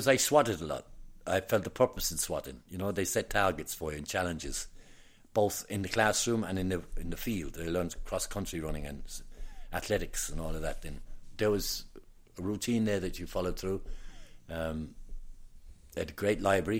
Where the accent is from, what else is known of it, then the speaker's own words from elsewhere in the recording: London, United Kingdom; moved away as an adult; now in Cork, Ireland; I was born in London, but my people were from Cork.